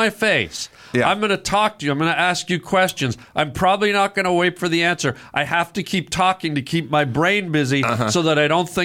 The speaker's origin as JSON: {"language": "English", "country": "Canada", "said": "we're Canadian"}